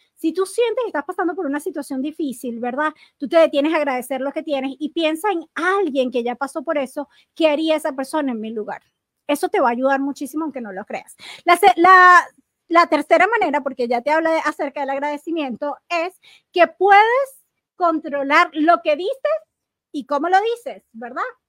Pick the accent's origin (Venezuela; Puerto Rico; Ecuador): Venezuela; moved away; cuando yo estaba en Venezuela